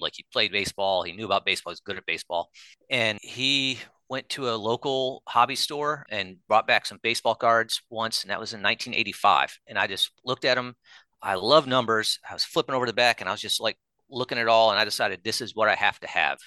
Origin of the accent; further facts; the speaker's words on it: Chicago, Illinois, United States; moved away as an adult; also born or lived in Raleigh, North Carolina; I was from Chicago, went to school at N C State in Raleigh, North Carolina